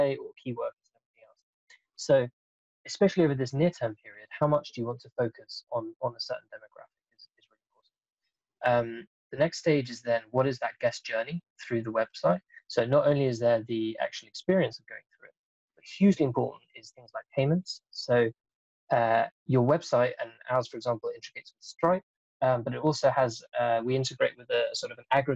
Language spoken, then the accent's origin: English; Denmark; I'm actually from Denmark